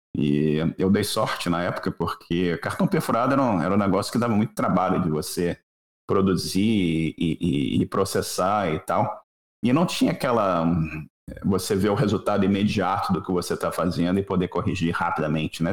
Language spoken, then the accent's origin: Portuguese; Rio de Janeiro, Brazil; eu sou, sou do Rio de Janeiro